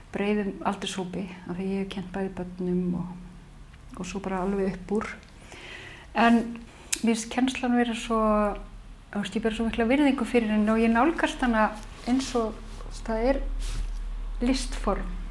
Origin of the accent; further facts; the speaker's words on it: Reykjavík, Capital Region, Iceland; Í Reykjavík